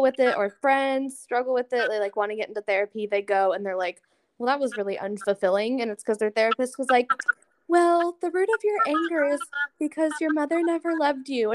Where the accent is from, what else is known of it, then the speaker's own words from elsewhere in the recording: Tucson, Arizona, United States; I grew up in Tucson and then I moved up here back in 2020